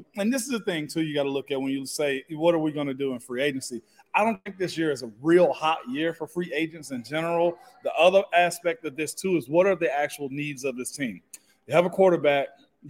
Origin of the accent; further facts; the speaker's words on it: Tennessee, United States; I'm from Tennessee, first and foremost.